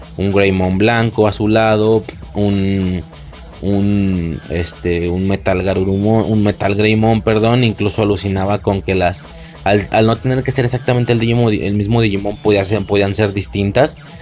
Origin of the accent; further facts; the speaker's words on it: Mexico; en mi país, en México